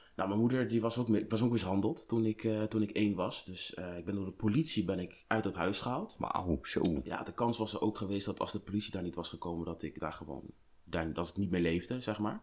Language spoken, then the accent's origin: Dutch; Colombia; ik kom uit Colombia